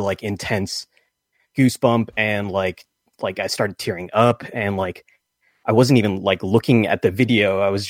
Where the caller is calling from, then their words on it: Mainz, Rhineland-Palatinate, Germany; calling from Germany.